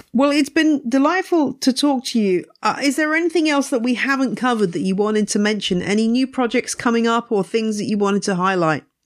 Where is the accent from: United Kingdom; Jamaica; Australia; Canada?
United Kingdom; England; also born or lived in Louisiana; as an English person arriving